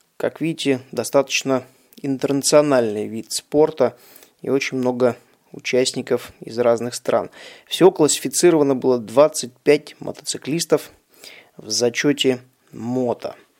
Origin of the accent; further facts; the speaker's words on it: Russia; Я, соответственно, из России и выступаю под российской лицензией